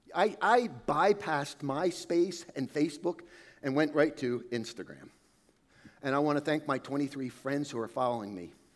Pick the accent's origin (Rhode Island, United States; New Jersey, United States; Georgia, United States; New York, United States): New Jersey, United States; Califon; Growing up in Califon, we had this neighbor